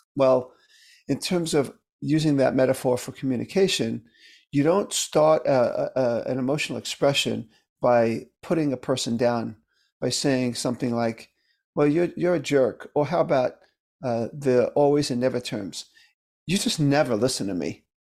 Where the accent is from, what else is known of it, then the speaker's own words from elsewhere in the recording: New York City, New York, United States; I grew up in Brooklyn, New York